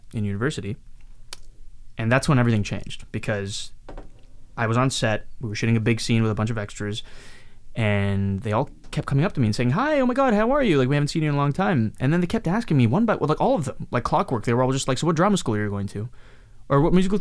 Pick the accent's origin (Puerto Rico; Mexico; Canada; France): Canada; also born or lived in Mumbai, India / Hyderabad, India / Calgary, Alberta / Montreal, Quebec; now in Vancouver, Canada; I grew up in Canada pretty much